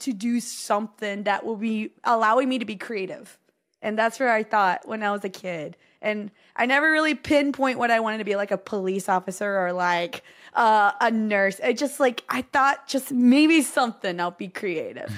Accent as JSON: {"language": "English", "region": "Texas", "country": "United States", "tie": "born or raised there", "said": "here in Texas"}